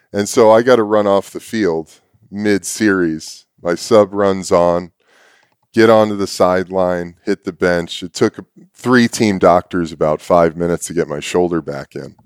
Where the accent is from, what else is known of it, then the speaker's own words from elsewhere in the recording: New York City, New York, United States; I was born in New York City